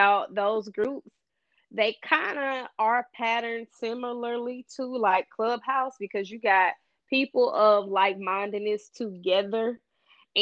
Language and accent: English; Arkansas, United States; accent: Southern; now in Dallas, United States; I am from Arkansas, but I live in Dallas